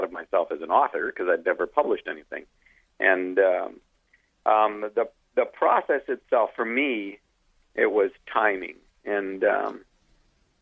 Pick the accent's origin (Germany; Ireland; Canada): Canada; I'm Canadian